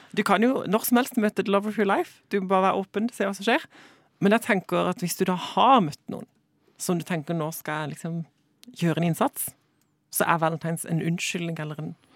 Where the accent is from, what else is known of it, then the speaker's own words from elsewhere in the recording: Sørlandet, Southern Norway, Norway; Fra Sørlandet